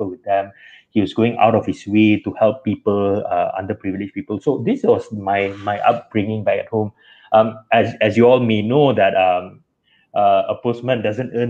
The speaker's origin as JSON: {"language": "English", "town": "Kuantan", "region": "Pahang", "country": "Malaysia", "tie": "born or raised there", "said": "I was born and raised in Kuantan, Pahang. I lived there all my life."}